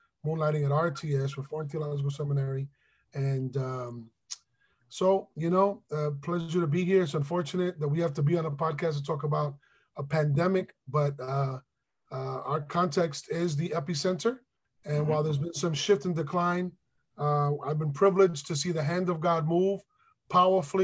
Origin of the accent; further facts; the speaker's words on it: New York City, New York, United States; I am from the South Bronx